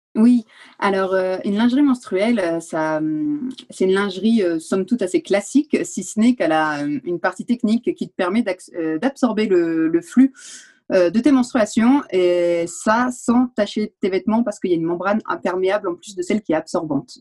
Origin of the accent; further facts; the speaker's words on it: France; moved away as an adult; now in Valais, Switzerland; Je suis française à la base et je me suis retrouvée en Valais il y a 5 ans